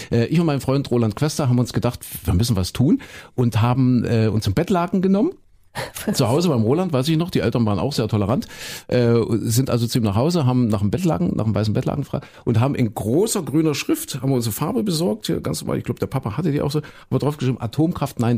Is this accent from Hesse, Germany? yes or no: no; Leipzig, Saxony, Germany; Mein Gott, siehst du, ich muss öfter mal wieder nach Leipzig, meine alte Heimat.